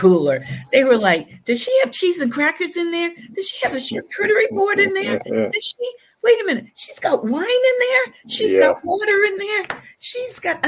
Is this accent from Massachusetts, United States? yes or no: yes; New Bedford, Massachusetts, United States; I'm from New Bedford